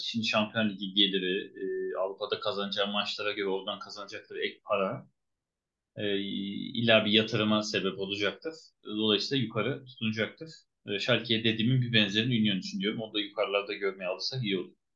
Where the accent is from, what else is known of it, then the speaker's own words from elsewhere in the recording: Turkey; bir Türk olarak